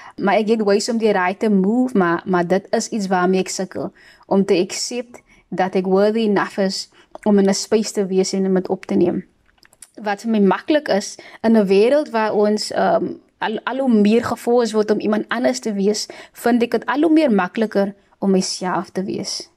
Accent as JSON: {"language": "Afrikaans", "town": "Worcester", "region": "Western Cape", "country": "South Africa", "tie": "born or raised there", "also_born_or_lived": "Pelican Park, Cape Town", "moved": "yes", "lives_now": "Cape Town, South Africa", "said": "ek is van Woester. Um sommige mense sê dat Woester is meer as 'n plek as 'n atmosfeer en ek moet saamstem. Ek is super dankbaar dat ek in daai atmosfeer kon opgroei"}